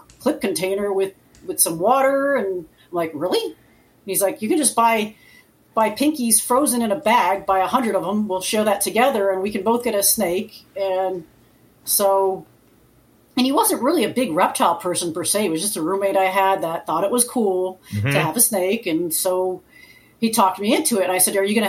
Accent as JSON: {"language": "English", "region": "Connecticut", "country": "United States", "tie": "born or raised there", "moved": "yes", "lives_now": "Florida, United States", "said": "I grew up in Connecticut. So, I live in Florida now"}